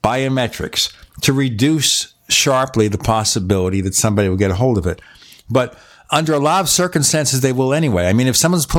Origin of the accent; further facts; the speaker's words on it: New York, United States; now in Arizona, United States; I'm from New York